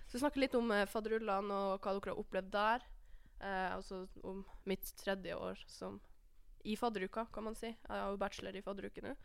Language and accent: Norwegian; Alta, Finnmark, Norway; moved away as an adult; now in Trondheim, Norway; Jeg er enda fra Alta